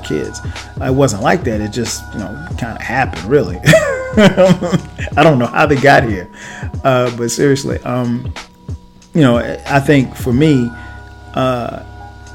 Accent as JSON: {"language": "English", "region": "South Carolina", "country": "United States", "tie": "born or raised there", "moved": "yes", "lives_now": "Atlanta, United States", "said": "with me living in Atlanta, he still lives in my hometown in South Carolina"}